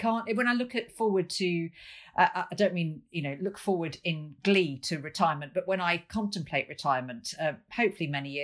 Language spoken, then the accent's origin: English; Lincoln, East Midlands, United Kingdom; Lincoln Castle, my hometown